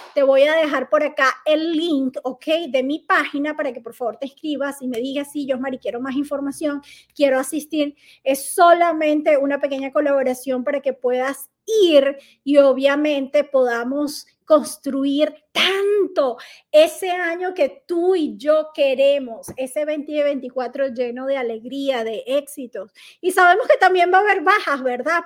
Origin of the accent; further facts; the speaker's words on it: Venezuela; moved away as an adult; hacía bailoterapia en Venezuela, era instructora de bailoterapia en mi país